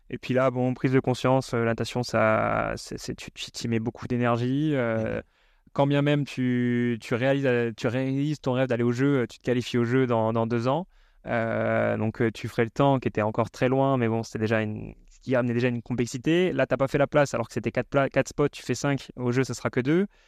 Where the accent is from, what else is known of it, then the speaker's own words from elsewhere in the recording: Sainte-Colombe, Auvergne-Rhône-Alpes, France; born there; moi, je suis, je né à Saint-Colombe-les-Viennes, c'est au sud de Lyon. J'ai toute la famille maternelle qui est sur Lyon même.